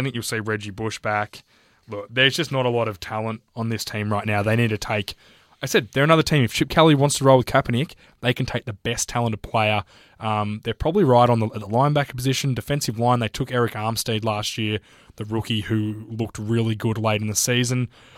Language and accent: English; Australia; as an Australian